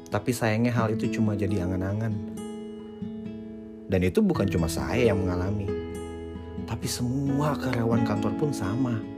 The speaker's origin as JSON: {"language": "Indonesian", "town": "Medan", "region": "North Sumatra", "country": "Indonesia", "moved": "yes", "lives_now": "Jakarta, Indonesia", "said": "Saya adalah perantau yang datang dari kota Medan, akhir Desember 2019, saya nekat untuk memutuskan pergi merantau ke Jakarta."}